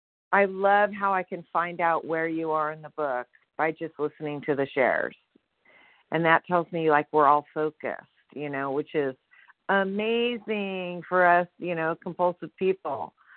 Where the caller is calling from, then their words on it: Sonora, California, United States; I'm calling from Sonora, California.